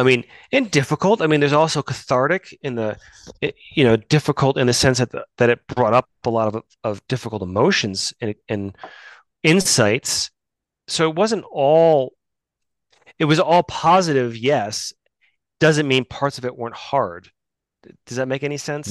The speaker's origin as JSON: {"language": "English", "region": "Midwest", "country": "United States", "tie": "born or raised there", "said": "I grew up in the Midwest"}